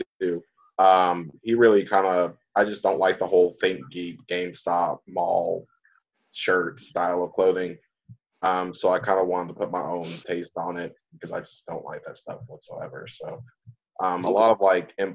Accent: Panama City, Florida, United States; moved away as an adult; now in Highland Heights, United States; I'm from Panama City, Florida originally

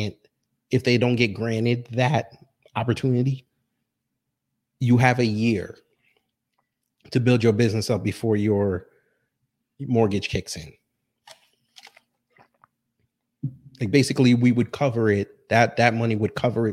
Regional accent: New York, United States; I'm from New York

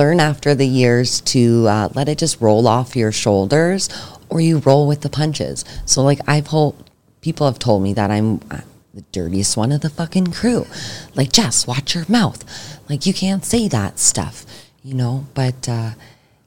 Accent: Niagara, Ontario, Canada; growing up in Niagara, I've, like, earned myself a decent reputation in the roofing industry.

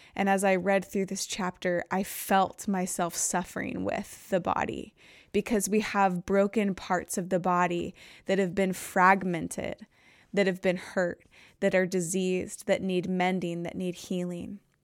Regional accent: Nevada, United States; also born or lived in California; I grew up in a Baptist church until I was around nine years old, and then we moved from California to Nevada for a church plant

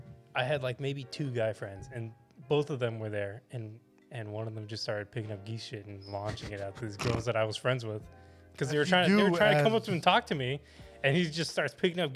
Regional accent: Hayward, California, United States; I was born in St. Rose

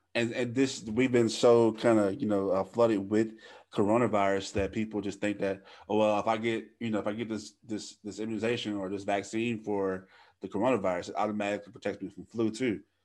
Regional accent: Louisiana, United States; moved away; I live three, three hours away from my hometown

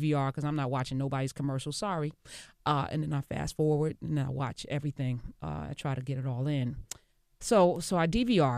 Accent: New Jersey, United States; we're from Jersey

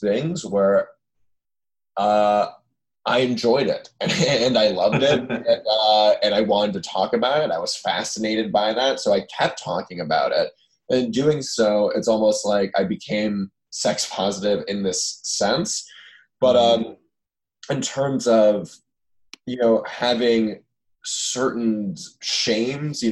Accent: Los Angeles, California, United States; I grew up in Los Angeles among kind of these very liberal, open-minded Jews.

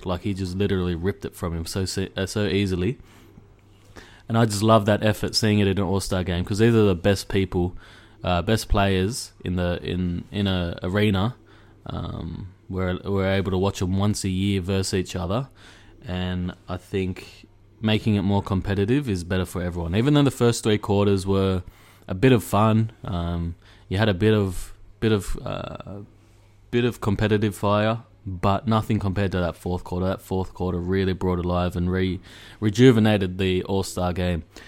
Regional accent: Australia; I'm from Australia

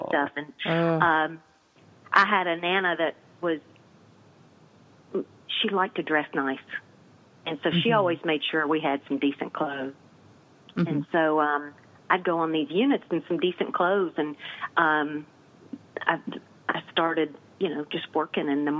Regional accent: Nashville, Tennessee, United States; accent: Southern; moved away as an adult; also born or lived in Atlanta, Georgia; now in Princeton, United States; I moved here 13 years ago. I grew up in Nashville, Tennessee

